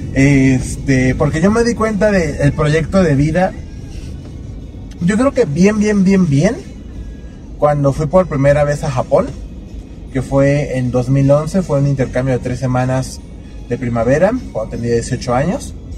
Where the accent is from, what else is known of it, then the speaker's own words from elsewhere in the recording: Mexico; nosotros como, como personas, como mexicanos